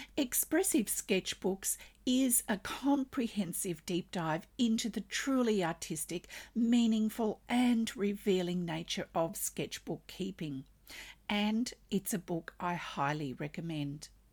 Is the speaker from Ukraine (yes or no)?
no; Australia; I'm an Australian textile artist